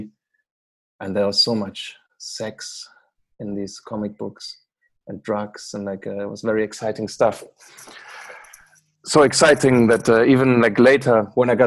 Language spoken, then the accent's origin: English; Bremen, Germany; moved away as an adult; now in Amsterdam, Netherlands; I'm from Bremen, which is in the north of Germany, kind of close to Hamburg.